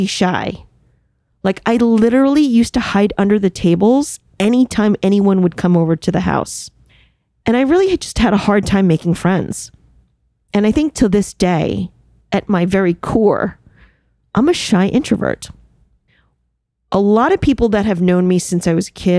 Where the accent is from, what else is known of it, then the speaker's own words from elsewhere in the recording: suburbs of New York City, United States; English is a second language; I grew up in one of the suburbs of New York City